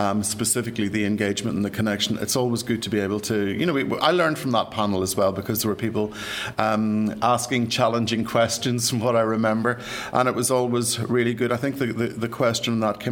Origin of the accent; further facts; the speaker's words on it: Ireland; moved away as an adult; I'm sure you can tell by my accent, I'm from these shores, and I left 30 years ago